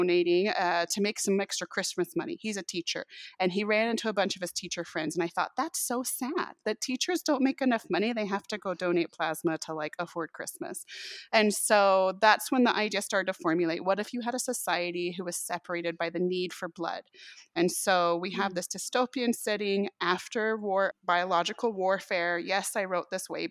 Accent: Virginia, United States; I grew up in Virginia

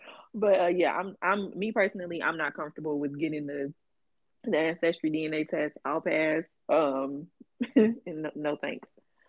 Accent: Chicago, Illinois, United States; I'm from Chicago.

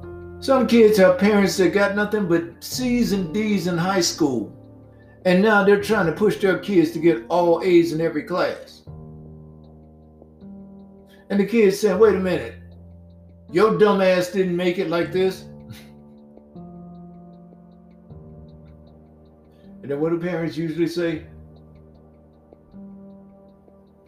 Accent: Mississippi, United States; I used to see this growing up in Mississippi.

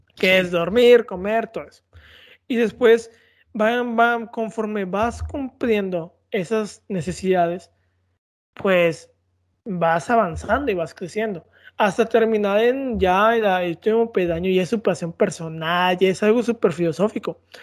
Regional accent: Mexico; somos mexicanos

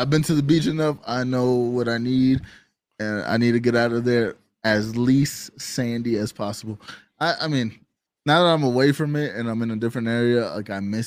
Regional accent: Florida, United States; also born or lived in New York; growing up, obviously I'm from Florida, so like I had a lot of experience at the beach

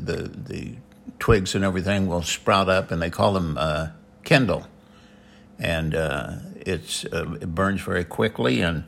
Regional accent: Midwest, United States; Yeah, we were raised in the Midwest, and we'll talk about

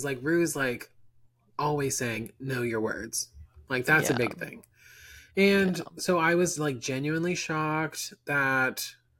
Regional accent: Orlando, Florida, United States; I'm from Orlando

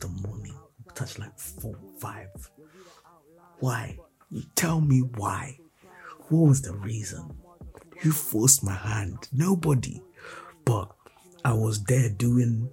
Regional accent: Nigeria; I'm a Nigerian boy

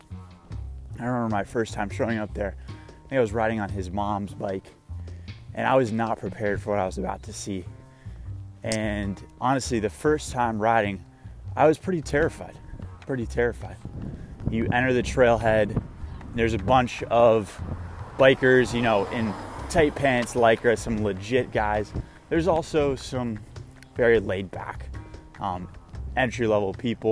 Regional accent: South Florida, United States; also born or lived in Brooklyn, New York; now in New York, United States; I'm from Florida, South Florida, actually, which is the flattest part of Florida.

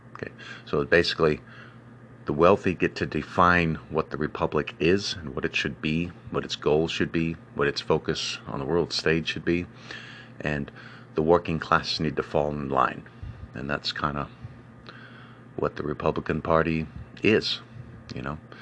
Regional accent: United States; My hometown of Old Carbert's

